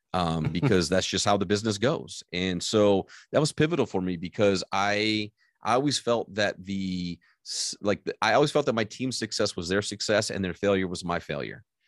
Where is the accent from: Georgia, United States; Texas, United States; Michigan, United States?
Michigan, United States; I grew up in Michigan, uh, and I moved from the lower part of Michigan to the upper part of Michigan